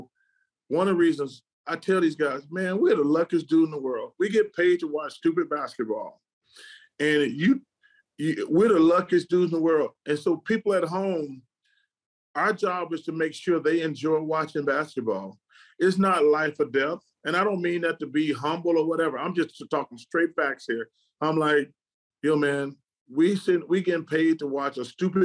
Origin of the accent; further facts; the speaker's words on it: Birmingham, Alabama, United States; I want people to see my hometown